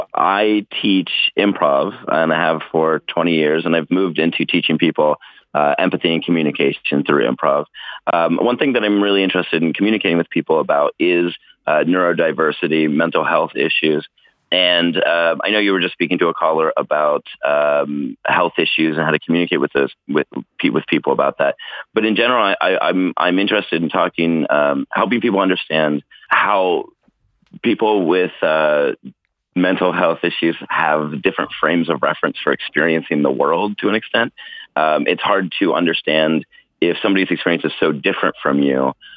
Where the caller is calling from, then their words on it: Oakland, California, United States; I'm calling from Oakland, California.